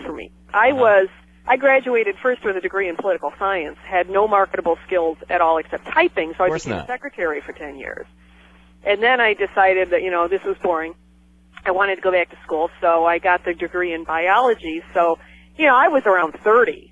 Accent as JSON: {"language": "English", "town": "Cleveland", "region": "Ohio", "country": "United States", "moved": "as an adult", "said": "I'm from Cleveland"}